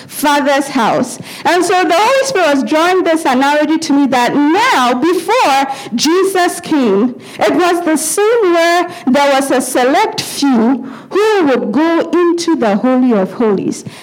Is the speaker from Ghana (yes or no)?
yes; Ghana; growing up in Ghana, and some of us who have grown up in Ghana, sometimes you go live with relatives, not your parents